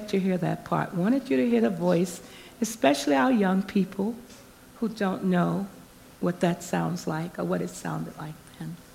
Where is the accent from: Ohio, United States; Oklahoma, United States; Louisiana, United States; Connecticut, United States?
Louisiana, United States; New Orleans; I was born in New Orleans, Louisiana, in 1946.